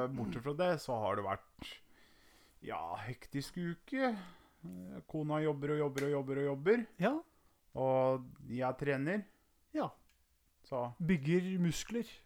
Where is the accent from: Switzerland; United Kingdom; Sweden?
Sweden; Ja, svensk.